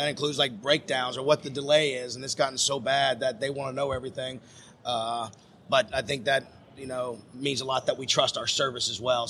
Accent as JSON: {"language": "English", "town": "Franklin", "region": "Tennessee", "country": "United States", "tie": "born or raised there", "said": "we grew up in Franklin, Tennessee."}